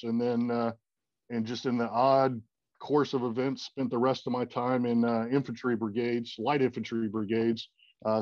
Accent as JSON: {"language": "English", "region": "South Carolina", "country": "United States", "tie": "born or raised there", "said": "I grew up in South Carolina, went to school, joined the Army, did that for a little over 20 years"}